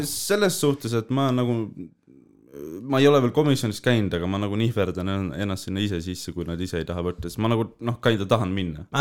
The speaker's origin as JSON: {"language": "Estonian", "town": "Tallinn", "region": "Harju County", "country": "Estonia", "said": "ma olen küll Õismäelt, onju mm, -hmm. aga Tallinnast"}